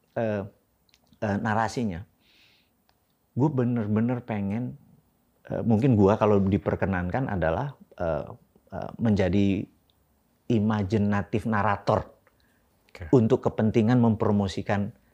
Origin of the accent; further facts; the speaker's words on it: Indonesia; first language Javanese; Indonesian is a second language; gua dilahirkan di di Indonesia di sebuah keluarga kecil